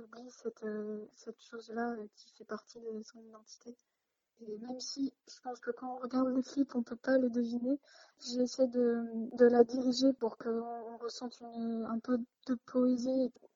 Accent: Lille, Hauts-de-France, France; je suis née à Lille

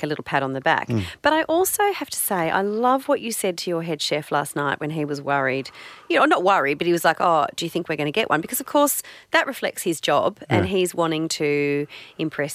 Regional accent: Hong Kong; now in Australia; growing up in Hong Kong

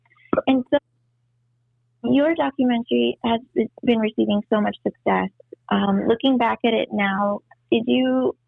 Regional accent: Port Isabel, Texas, United States; I'm from Puerto Isabel

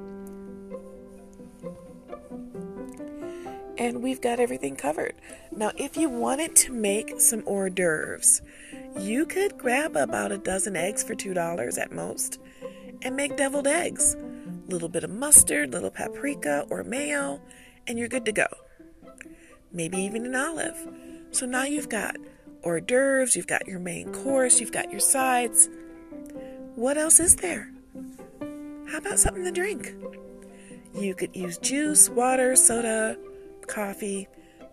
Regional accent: United States; I'm an American

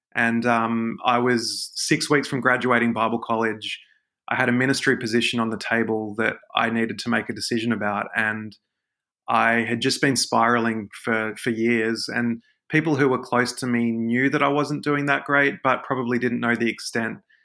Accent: Sydney, New South Wales, Australia; I'm a Sydney guy. I'm, I'm Aussie, uh, Sydney born and bred

